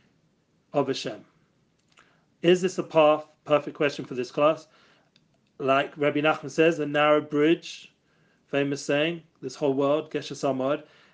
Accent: London, United Kingdom; I grew up in Edgeware, and I grew up in the music business

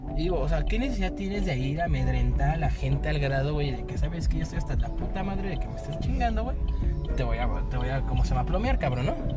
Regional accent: Mexico

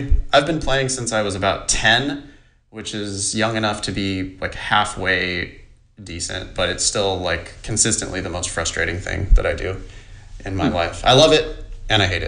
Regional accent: Ripon, California, United States; moved away; I'm at my mom and dad's house, my hometown.

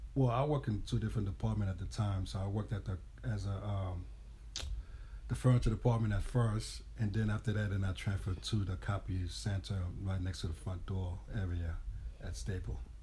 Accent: New York City, New York, United States; also born or lived in Haiti; I grew up in the Bronx

